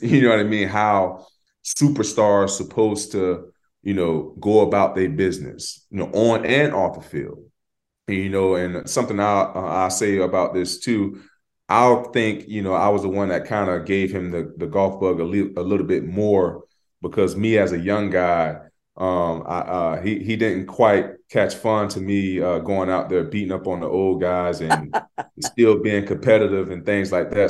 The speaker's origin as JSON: {"language": "English", "region": "Florida", "country": "United States", "said": "we're from Florida"}